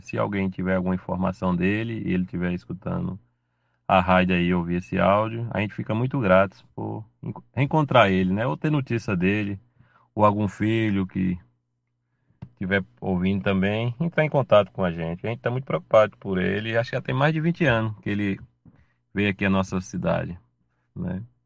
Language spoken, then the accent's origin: Portuguese; Matina, Bahia, Brazil; now in Irecê, Brazil; sou da cidade de Matina, Bahia. Hoje estou morando em Irecê